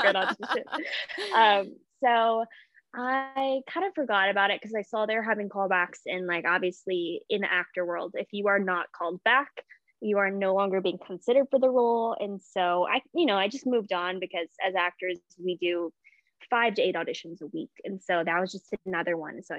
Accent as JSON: {"language": "English", "town": "Memphis", "region": "Tennessee", "country": "United States", "tie": "born or raised there", "also_born_or_lived": "Birmingham, Alabama", "moved": "as an adult", "said": "I grew up in Memphis, Tennessee"}